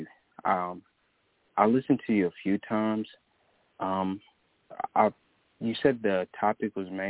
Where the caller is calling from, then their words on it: Jackson, Tennessee, United States; I'm calling from Tennessee.